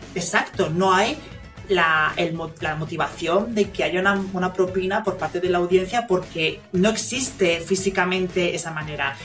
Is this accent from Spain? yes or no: yes; Canary Islands, Spain